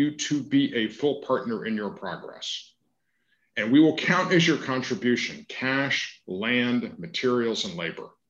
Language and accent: English; Savannah, Georgia, United States; I am a fifth generation Jewish Georgian. Uh, I grew up in Savannah. Uh, I have been a progressive activist my entire life.